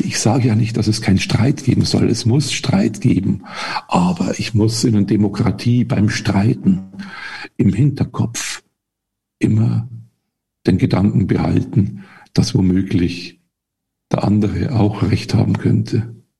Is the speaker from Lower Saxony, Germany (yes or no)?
no; the area of Wackersdorf, Bavaria, Germany; Ich komme ja aus der Gegend von Wackersdorf